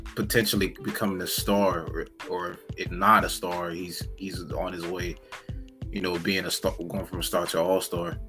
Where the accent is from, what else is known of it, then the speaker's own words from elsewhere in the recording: Florida, United States; I'm from Florida